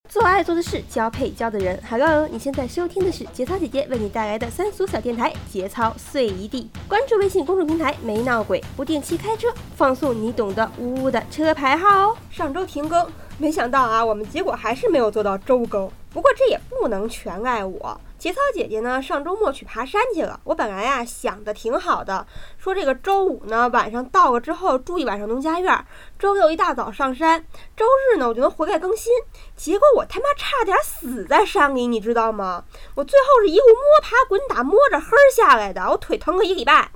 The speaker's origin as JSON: {"language": "Chinese", "region": "Beijing", "country": "China", "tie": "born or raised there", "said": "我好歹生在公主坟，长在八宝山，北京大坟圈子里长大的。"}